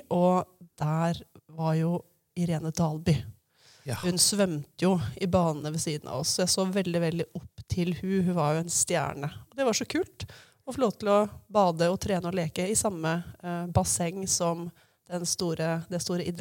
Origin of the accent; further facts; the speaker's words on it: Hamar, Innlandet, Norway; da jeg vokste opp her på Hamar, på Riddaby, og begynte å skjønne at jeg var skeiv